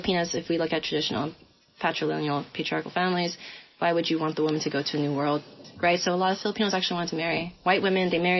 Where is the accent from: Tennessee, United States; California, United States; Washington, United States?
California, United States; Daly City; I'm from Daly City.